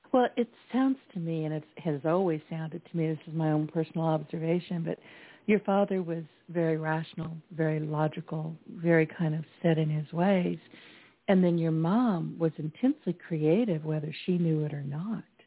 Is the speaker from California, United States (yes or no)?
yes; California, United States; now in Louisiana, United States; Me being an introverted Californian